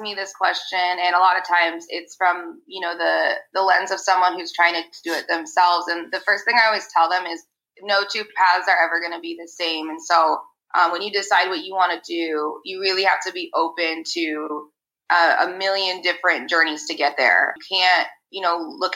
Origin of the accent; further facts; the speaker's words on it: Arizona, United States; I grew up in Arizona